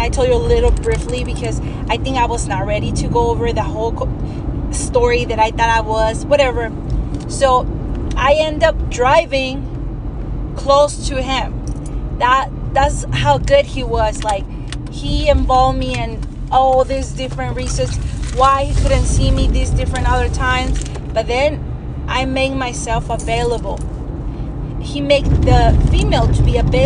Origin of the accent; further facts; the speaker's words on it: Mexico; first language Spanish; English is a second language; moved away; My first language is Spanish. I grew up in Mexico